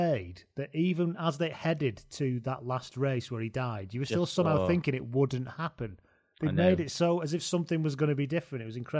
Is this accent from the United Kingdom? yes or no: yes; England, United Kingdom; even though I'm English.